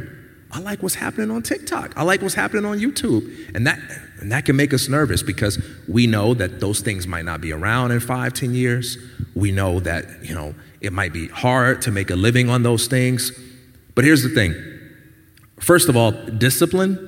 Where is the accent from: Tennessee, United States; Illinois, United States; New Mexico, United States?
Illinois, United States; Chicago; I'm from Chicago